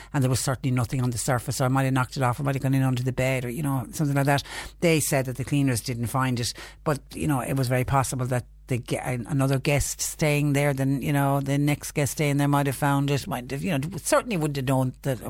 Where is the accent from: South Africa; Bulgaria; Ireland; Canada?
Ireland; Clonmel, Munster; I'm from Clonmel